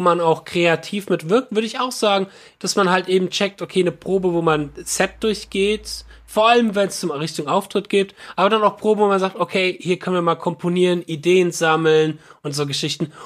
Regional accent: Frankfurt area, Hesse, Germany; der Schlagzeuger und ich, wir kommen aus dem Frankfurter Raum

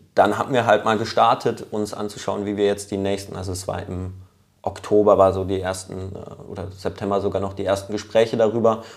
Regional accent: Lörrach, Baden-Württemberg, Germany; ich komme ja aus Lörrach ähm, gebürtig

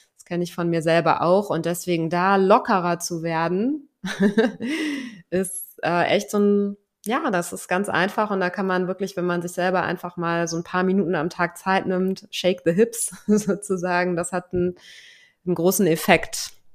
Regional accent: Germany; moved away as an adult; now in Lisbon, Portugal

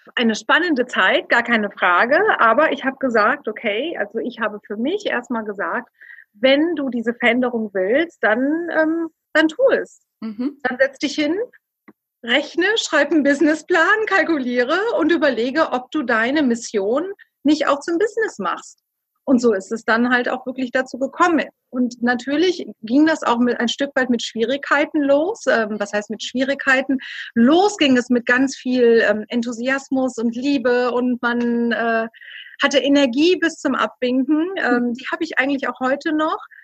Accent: Rhineland, Germany; moved away; also born or lived in Düsseldorf; Ich bin gebürtig eigentlich aus dem Rheinland

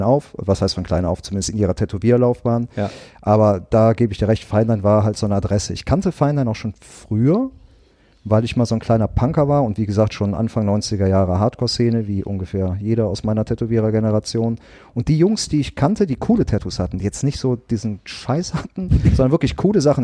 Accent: Bergisches Land, North Rhine-Westphalia, Germany; also born or lived in Wanne-Eickel; Ich bin ja im, im Bergischen Land groß geworden, in so einem kleinen zweieinhalbtausend

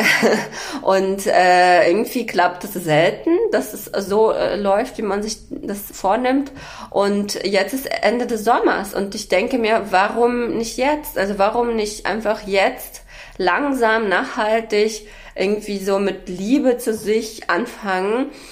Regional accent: Berlin, Germany; Ich komme ja aus Berlin

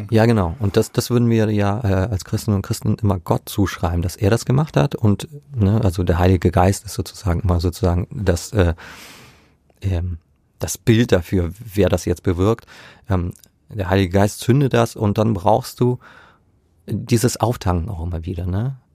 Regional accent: Lower Saxony, Germany; Ja, äh, äh, in der Gegend, wo ich herkomme, äh, gab es äh, Farmstheologie gar nicht.

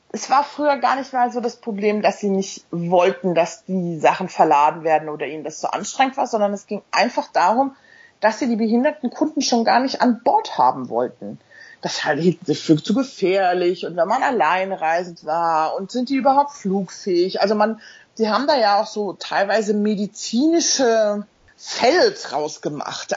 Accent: Mainz, Rhineland-Palatinate, Germany; also born or lived in Hamburg; now in London, United Kingdom; Ich lebe in London seit jetzt ähm, elf Jahren. Bin in Mainz geboren, habe in Hamburg studiert

